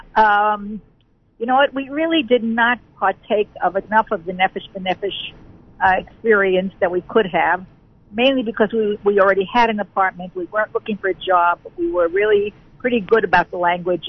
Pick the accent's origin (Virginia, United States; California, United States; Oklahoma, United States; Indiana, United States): Indiana, United States; Muncie; moved away as an adult; now in Jerusalem, Israel; We're originally from Muncie